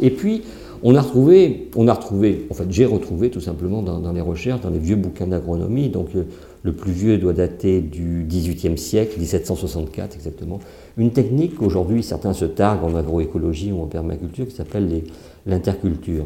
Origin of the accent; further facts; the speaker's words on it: Saintonge, Nouvelle-Aquitaine, France; moi, je suis né en Saintonge, hein, au bord de la mer, pas loin de Marais-d'Oléron, en fait, et ma famille a toujours stationné là-bas